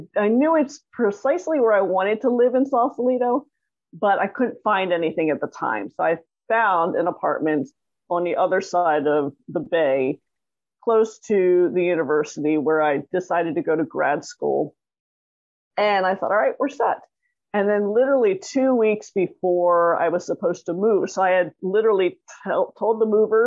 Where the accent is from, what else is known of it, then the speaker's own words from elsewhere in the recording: Toronto, Ontario, Canada; now in Los Angeles, United States; I grew up in Toronto, Canada